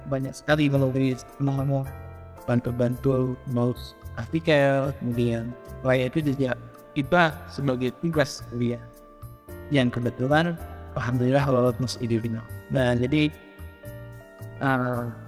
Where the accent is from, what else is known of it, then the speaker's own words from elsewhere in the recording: Jakarta, Indonesia; born there; lahir di Jakarta